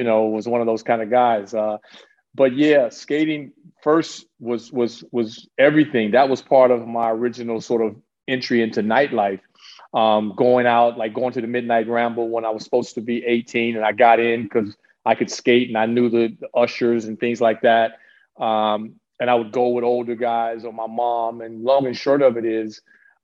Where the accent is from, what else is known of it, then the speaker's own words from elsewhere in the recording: Chicago, Illinois, United States; moved away as an adult; also born or lived in Louisiana / Amsterdam, Netherlands; now in Netherlands; I was born in Chicago on the West Side. And then my parents split and I ended up with my great grandmother in Louisiana. And so when I came back, when I was 10 years old, I went to South Shore. So I grew up in the South Shore